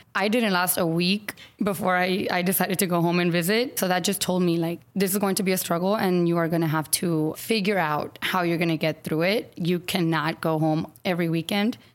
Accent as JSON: {"language": "English", "town": "San Antonio", "region": "Texas", "country": "United States", "tie": "born or raised there", "lives_now": "Austin, United States", "said": "I grew up in San Antonio"}